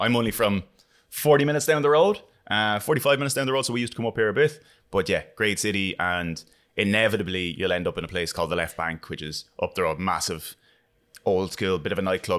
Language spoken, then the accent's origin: English; Wexford, Leinster, Ireland; I'm from Wexford, we're next door.